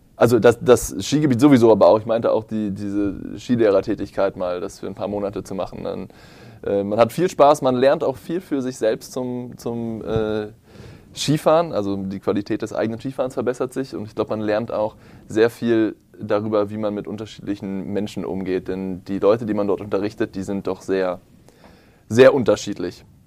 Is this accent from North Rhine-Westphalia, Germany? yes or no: no; Potsdam, Brandenburg, Germany; ich bin zwar in Potsdam aufgewachsen